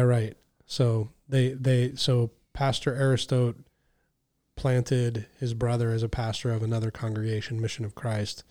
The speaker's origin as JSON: {"language": "English", "country": "United States"}